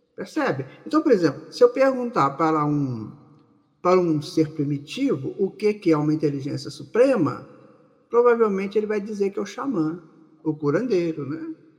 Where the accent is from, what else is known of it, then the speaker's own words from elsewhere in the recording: Maceió, Alagoas, Brazil; aqui na Rádio Brasil Espírita de Maceió, nesse nosso Nordeste querido